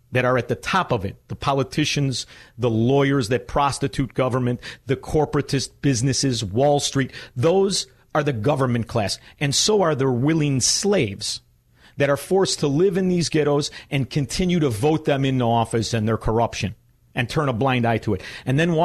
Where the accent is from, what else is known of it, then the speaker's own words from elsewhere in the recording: Chicago, Illinois, United States; moved away as an adult; also born or lived in South Florida; now in Florida, United States; my hometown is a sewer inhabited by subhumans